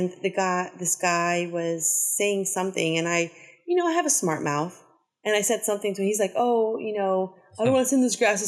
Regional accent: Los Angeles, California, United States; growing up in South Central, in Mid-City

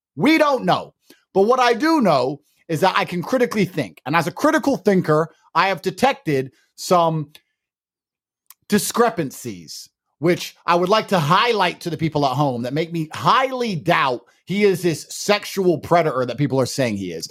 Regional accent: United Kingdom; I'm actually British

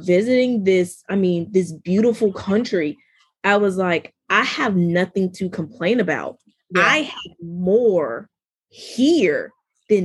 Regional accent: New York City, New York, United States; now in Greenville, United States; I grew up in New York

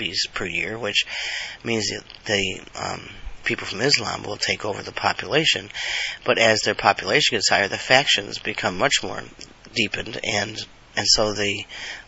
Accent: United States; being an American

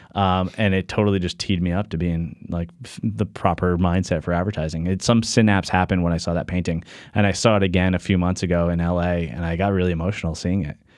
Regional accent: Norwich, Connecticut, United States; I grew up in southeastern Connecticut, Norwich, Connecticut.

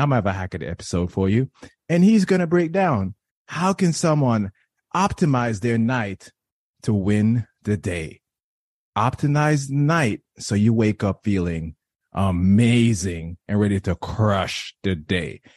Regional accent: Jamaica; I was raised in Jamaica

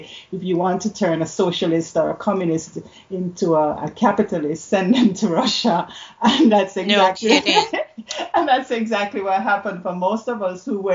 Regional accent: Jamaica; now in Canada; I grew up in Jamaica

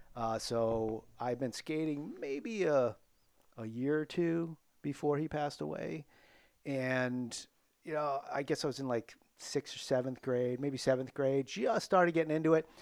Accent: Attleboro, Massachusetts, United States; I grew up in Attleboro, um, born in seventy-one

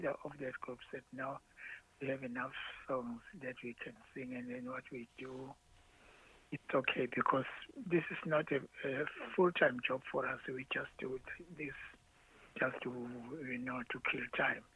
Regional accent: Ladysmith, KwaZulu-Natal, South Africa; we were born and raised in Ladysmith.

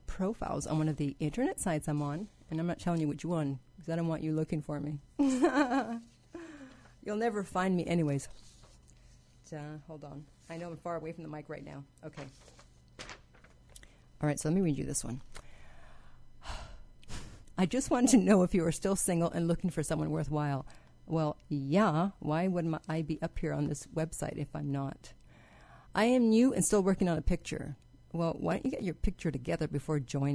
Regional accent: Canada; I grew up in Canada where there isn't really a lot of racism

